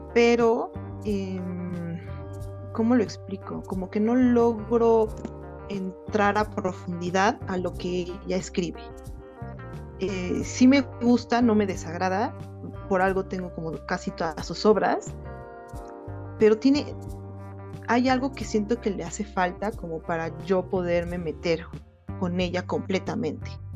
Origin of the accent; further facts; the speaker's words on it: Mexico; soy de México